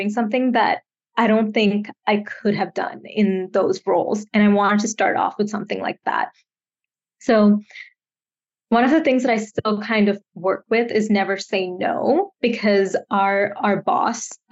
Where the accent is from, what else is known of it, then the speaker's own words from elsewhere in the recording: Bangalore, Karnataka, India; moved away as an adult; now in Canada; I grew up in Bangalore, India. It's in the south.